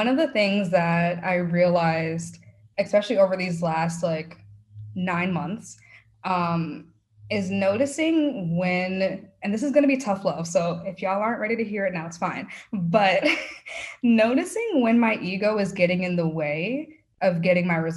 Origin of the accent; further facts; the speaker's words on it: New York, United States; now in Texas, United States; I'm a New Yorker